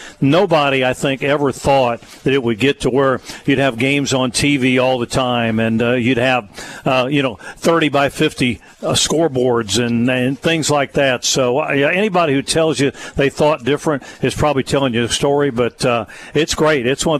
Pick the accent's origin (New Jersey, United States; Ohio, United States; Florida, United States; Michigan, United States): Ohio, United States; Middletown; I grew up in Middletown, Ohio